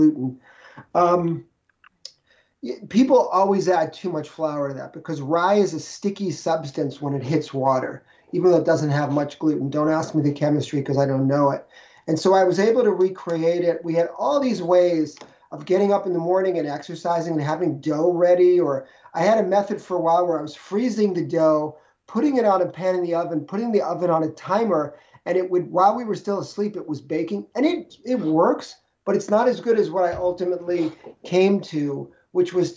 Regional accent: New York City, New York, United States; moved away as an adult; also born or lived in Minneapolis; I grew up in New York City

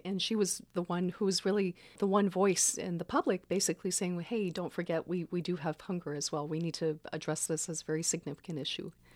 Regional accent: Baton Rouge, Louisiana, United States; now in Santa Cruz, United States; I grew up in Baton Rouge

